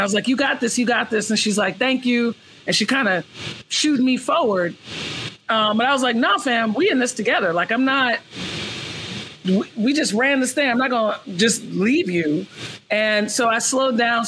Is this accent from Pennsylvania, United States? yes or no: no; New York City, New York, United States; moved away as an adult; also born or lived in San Francisco Bay Area, California; I'm originally from Brooklyn, New York. I'm in Brooklyn right now. I would say I grew up in Brooklyn.